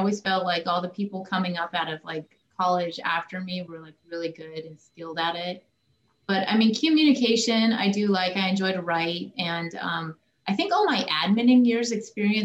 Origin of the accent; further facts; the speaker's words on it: Idaho Falls, Idaho, United States; I grew up in Idaho Falls, Idaho